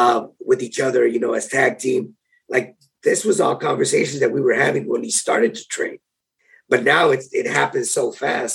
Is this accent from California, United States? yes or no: yes; San Diego, California, United States; being in my hometown